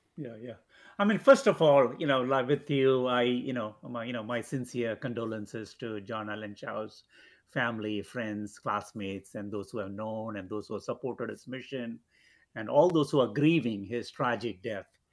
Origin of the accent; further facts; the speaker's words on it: Andaman and Nicobar Islands, India; moved away; also born or lived in Kerala; I was born in the Andaman Islands, um, Andaman and Nicobar Islands